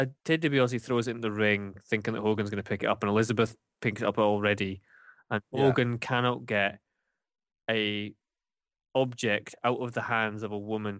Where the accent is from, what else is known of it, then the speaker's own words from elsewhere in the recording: Scotland, United Kingdom; as a Scotsman